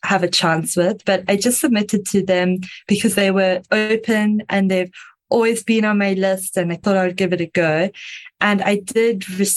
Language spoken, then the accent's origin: English; South Africa; I am South African, if you can hear the slightly strange accent.